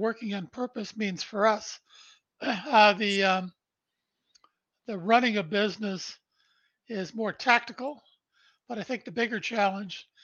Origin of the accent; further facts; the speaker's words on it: Brantford, Ontario, Canada; I was born in Brantford, Ontario, Canada, on December 1st, 1953. Our family lived in a small two-bedroom post-World War II bungalow where my mom and dad raised three boys.